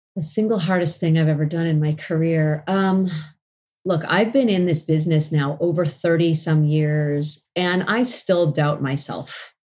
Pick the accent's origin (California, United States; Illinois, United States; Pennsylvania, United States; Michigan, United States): California, United States; Los Angeles; my hometown of Los Angeles